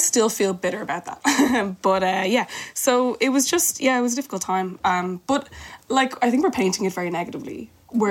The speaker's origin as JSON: {"language": "English", "country": "Ireland", "said": "an Irish person"}